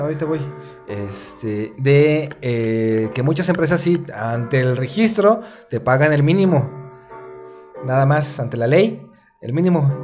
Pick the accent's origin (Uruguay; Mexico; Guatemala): Mexico; Como mexicanos, como sociedad